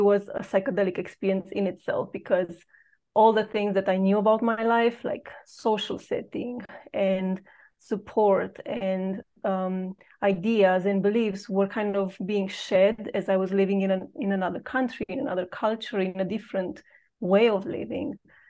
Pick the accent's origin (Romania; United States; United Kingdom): Romania; moved away as an adult; I've known that I don't belong where I was educated or where I grew up in Romania.